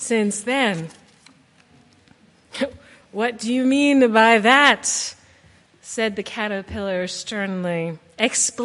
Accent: Bethesda, Maryland, United States; I was raised UU here in Maryland

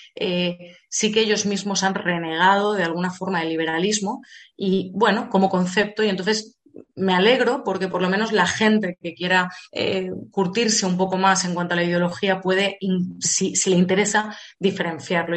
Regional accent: Spain; nosotros en España, que somos la puerta de África

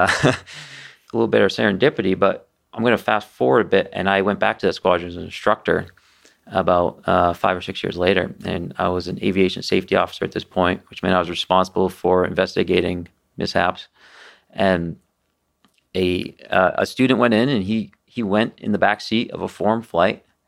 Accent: United States; as an aviator and, you know, as an American

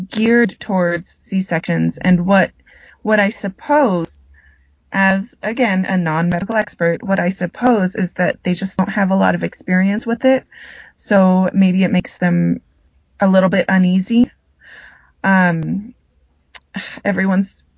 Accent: United States; now in Colombia; growing up in the States. You know, I'm very American, but I'm also very Filipino as well

